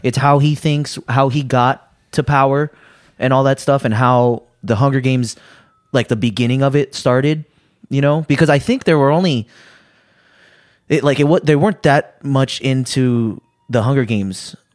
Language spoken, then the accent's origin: English; United States; I'm American